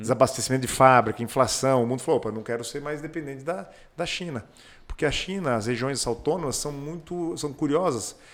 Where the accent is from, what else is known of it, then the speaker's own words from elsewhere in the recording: Pato Branco, Paraná, Brazil; also born or lived in Maringá / Joinville; Eu sou nascido em Maringá, criado em Pato Branco